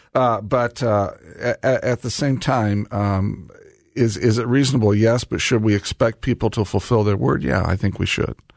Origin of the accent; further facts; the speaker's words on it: Indianapolis, Indiana, United States; Indianapolis, my hometown